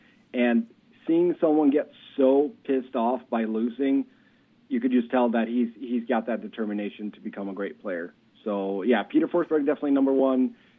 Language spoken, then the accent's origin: English; Sweden; national anthem of my home country, Sweden